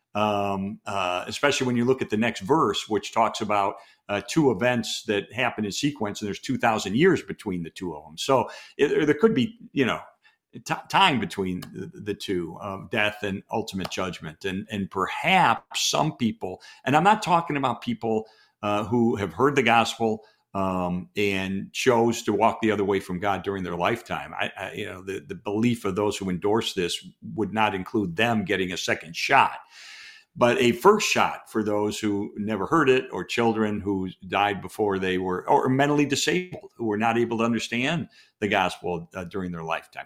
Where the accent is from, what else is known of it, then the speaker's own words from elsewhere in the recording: Chicago, Illinois, United States; we're both from Chicago